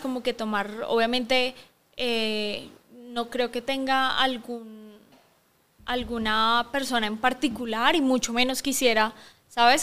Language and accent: Spanish; Bogotá, Colombia; moved away as an adult; also born or lived in Barcelona, Spain; now in Guatemala; soy colombiana de Bogotá